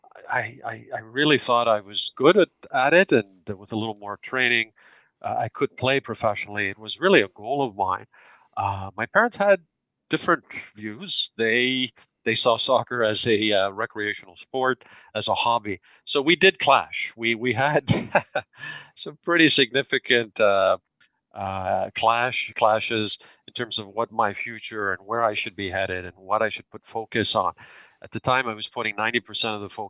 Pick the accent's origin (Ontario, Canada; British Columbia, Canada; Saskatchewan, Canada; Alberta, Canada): Ontario, Canada; Toronto; I was born in Toronto, raised here from immigrant parents who were born in Greece